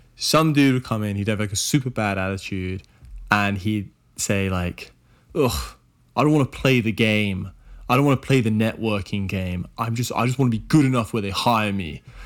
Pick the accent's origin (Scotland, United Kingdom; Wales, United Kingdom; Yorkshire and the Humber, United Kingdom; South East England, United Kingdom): South East England, United Kingdom; Oxford; where I grew up in Oxford